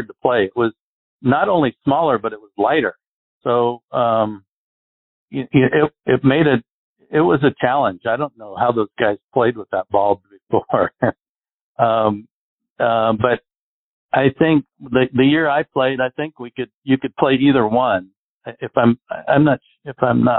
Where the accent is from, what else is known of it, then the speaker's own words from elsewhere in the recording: Arizona, United States; I grew up in Arizona where we get no wind here